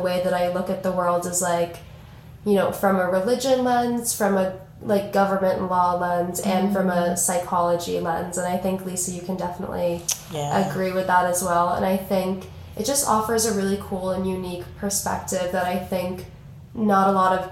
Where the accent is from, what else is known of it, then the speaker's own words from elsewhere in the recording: Boston, Massachusetts, United States; I am a junior from Boston, Massachusetts